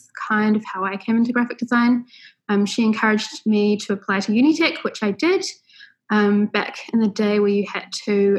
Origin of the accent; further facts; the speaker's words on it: Auckland, New Zealand; I was born and raised in West Auckland, the old Waitakere City Council